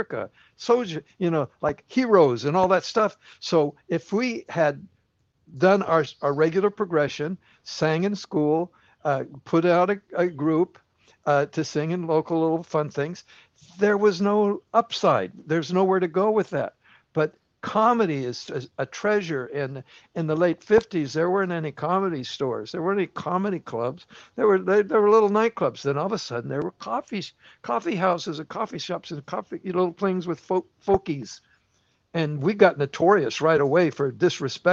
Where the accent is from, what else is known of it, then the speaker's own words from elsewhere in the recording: Southern California, United States; Tommy and I, growing up in Southern California